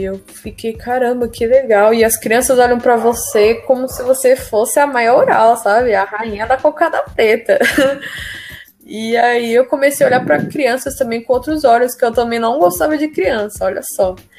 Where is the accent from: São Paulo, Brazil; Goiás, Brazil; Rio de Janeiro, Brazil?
São Paulo, Brazil; eu sou do Jardim Veracruz, do distrito do Jardim Ângelo, né, que nos anos 90 era considerado o bairro mais perigoso do mundo, sabe? Eu cresci meio essa violência